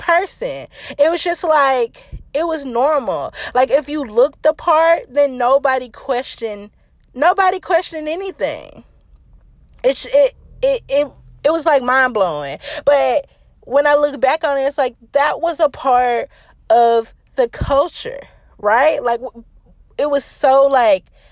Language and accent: English; Memphis, Tennessee, United States; I'm from Memphis